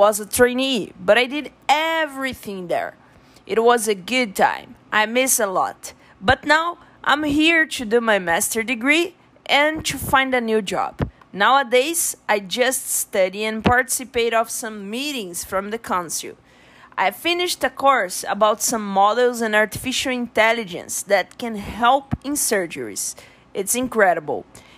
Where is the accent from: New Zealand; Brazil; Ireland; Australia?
Brazil; English is a second language; moved away as an adult; now in United States; I'm from Brazil, but I'm living in USA now. I moved to study and work. I'm a vet